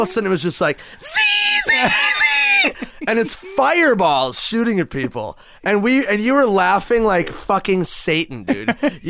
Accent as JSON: {"language": "English", "region": "Minnesota", "country": "United States", "tie": "born or raised there", "moved": "yes", "said": "I'm from Minnesota."}